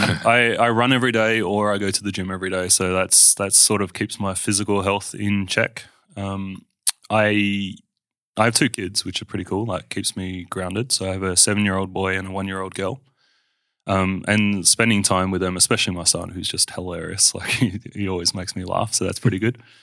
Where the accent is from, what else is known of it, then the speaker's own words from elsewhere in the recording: Perth, Western Australia, Australia; I grew up in Armidale, um, which sounds scary, but it was awesome childhood